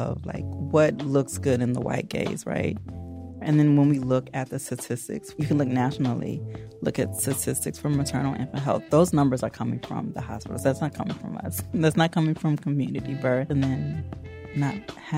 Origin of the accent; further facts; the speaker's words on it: Evanston, Illinois, United States; now in Chicago, United States; Actually, I'm from Evanston. I'm fourth generation Evanstonian.